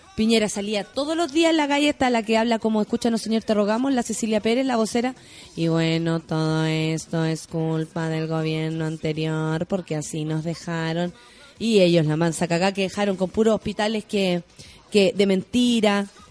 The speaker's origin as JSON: {"language": "Spanish", "country": "Chile", "said": "Soy muy poco chilena"}